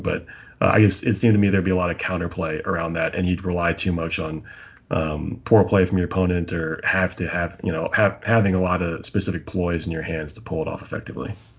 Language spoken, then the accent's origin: English; near Philadelphia, Pennsylvania, United States; now in Raleigh, United States; I grew up near Philly